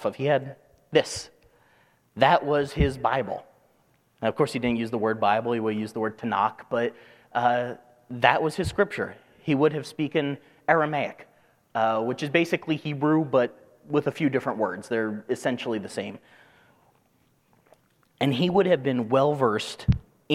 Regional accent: New Jersey, United States; growing up in New Jersey

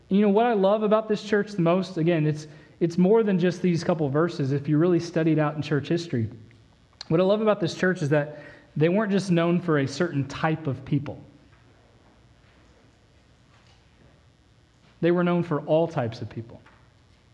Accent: Indiana, United States; now in Texas, United States; growing up in the Midwest, growing up in Indiana

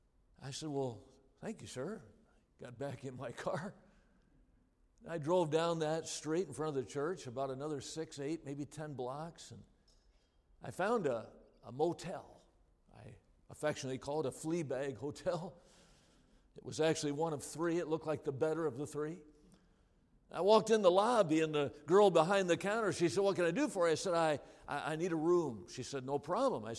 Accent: Wisconsin, United States; I'm from Wisconsin

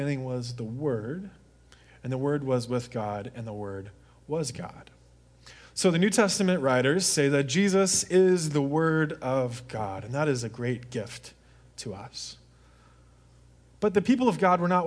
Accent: Deep South, United States; I grew up in the Deep South where hunting is a really, really big thing.

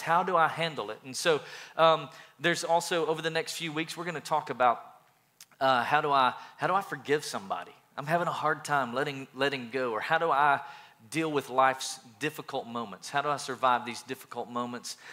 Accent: East Tennessee, United States; growing up in East Tennessee

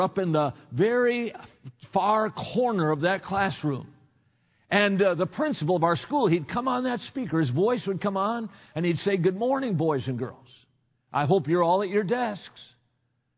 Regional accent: Watertown, Wisconsin, United States; I grew up in Watertown, Wisconsin

